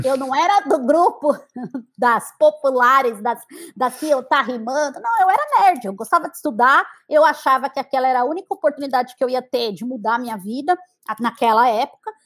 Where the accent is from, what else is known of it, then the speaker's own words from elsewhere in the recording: São Paulo, Brazil; moved away as an adult; now in United States; eu sou de São Paulo, sou da Zona Sul, é, da região do Campo Limpo um bairro chamado Jardim Maria Sampaio. É, foi ali que eu nasci, me criei